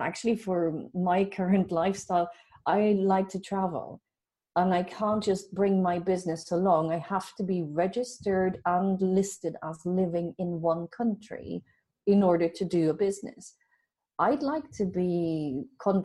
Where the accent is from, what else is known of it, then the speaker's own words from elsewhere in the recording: Belgium; accent: Irish, Dutch; moved away as an adult; now in Ireland; I'm originally from Belgium